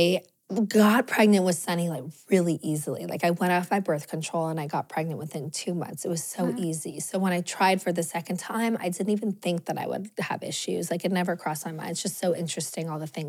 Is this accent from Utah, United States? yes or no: no; Los Angeles, California, United States; I grew up in Los Angeles.